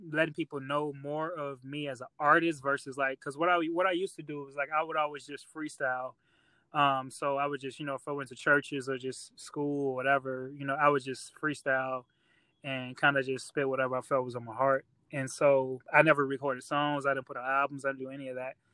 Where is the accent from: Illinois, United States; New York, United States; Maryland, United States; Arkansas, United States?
Illinois, United States; Chicago; moved away as an adult; now in Rock Island, United States